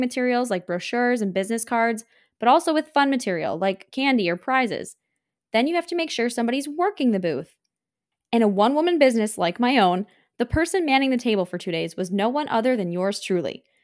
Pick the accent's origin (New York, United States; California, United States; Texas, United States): New York, United States; Buffalo; the Buffalo Niagara Dental Meeting, the local dental meeting in my hometown